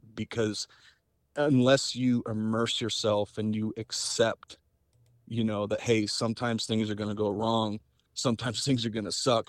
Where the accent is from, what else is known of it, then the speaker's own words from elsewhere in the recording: Southwest, United States; I'm from the Southwest